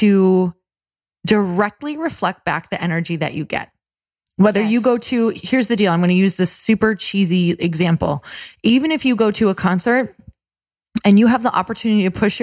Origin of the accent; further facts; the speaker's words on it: Midwest, United States; moved away; I am from the Midwest